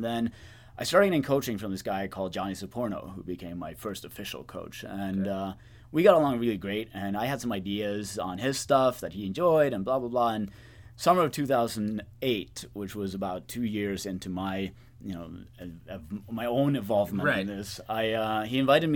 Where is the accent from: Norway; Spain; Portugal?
Norway; moved away as an adult; now in United States; I'm originally from Norway, which is where I've done my work for the last decade or so.